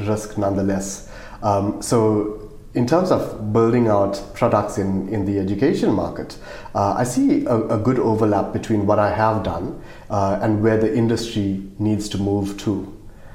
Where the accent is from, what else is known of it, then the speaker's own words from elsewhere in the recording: South Africa; accent: South African; moved away as an adult; now in Australia; I'm South African, if you can't tell by my accent.